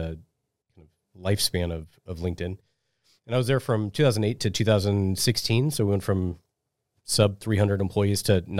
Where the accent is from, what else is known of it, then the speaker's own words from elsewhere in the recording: Omaha, Nebraska, United States; So I was born and raised in Omaha, and I went to UNO for college.